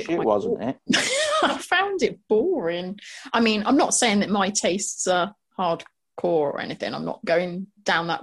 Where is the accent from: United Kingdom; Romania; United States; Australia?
United Kingdom; we're British